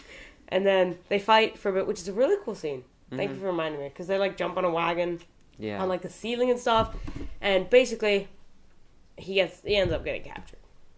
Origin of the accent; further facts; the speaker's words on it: England, United Kingdom; I'm English